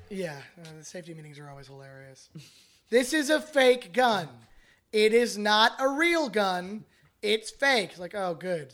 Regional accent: Canada; now in United States; I'm Canadian

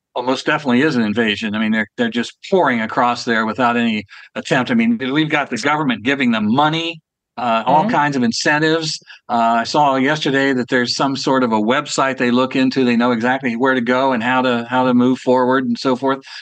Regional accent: Ohio, United States; It happened to be Columbus, Ohio, as a matter of fact, which is my home state.

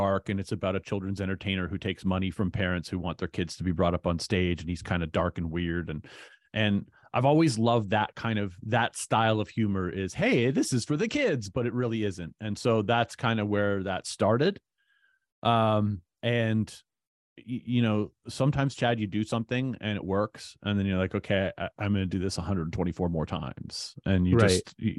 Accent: Hamilton, Ontario, Canada; I grew up in Hamilton.

